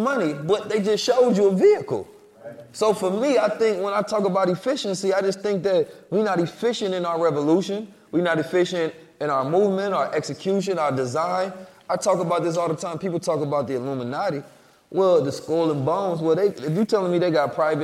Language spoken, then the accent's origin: English; Oakland, California, United States; when I grew up in Oakland, California